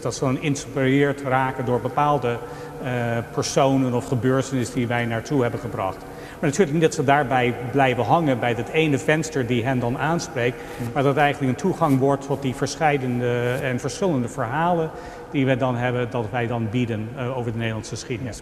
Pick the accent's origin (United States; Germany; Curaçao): United States; now in Netherlands; ben ik niet als Amerikaan